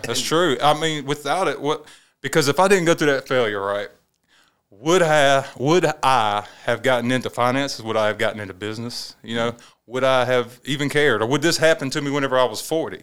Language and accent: English; Saluda, South Carolina, United States; I'm from Saluda. I grew up down there, uh, around ramp three and ramp four. That's actually Saluda County.